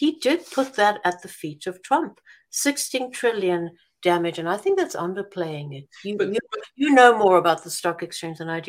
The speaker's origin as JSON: {"language": "English", "country": "South Africa", "said": "as a South African"}